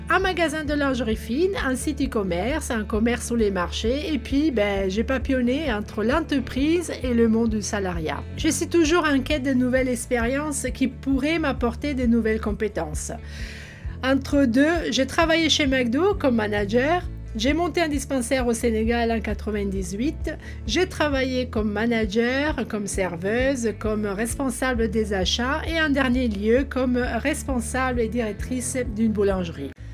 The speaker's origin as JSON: {"language": "French", "country": "Italy", "second_language": "French", "moved": "as an adult", "lives_now": "France", "said": "je suis italienne. Oui, pour ceux qui se posaient la question d'où ça vient cet accent euh, bizarroïde. Je suis arrivée en France à l'âge de 22 ans"}